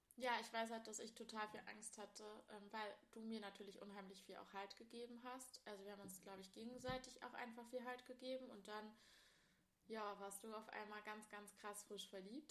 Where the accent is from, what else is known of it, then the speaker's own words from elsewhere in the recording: Ilmenau, Thuringia, Germany; in Ilmenau, das ist im Süden Thüringens, wo wir beide aufgewachsen sind